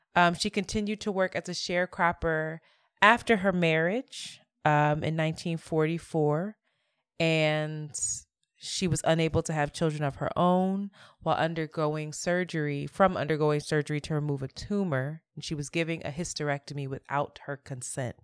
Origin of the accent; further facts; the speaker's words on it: Philadelphia, Pennsylvania, United States; Growing up in Philadelphia, I had the honor and privilege to be a part of what was once a part of the Children's Defense Fund